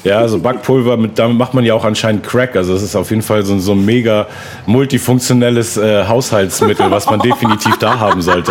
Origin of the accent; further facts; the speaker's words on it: Hamburg, Germany; also born or lived in Berlin; bin eigentlich gebürtiger Hamburger und komme daher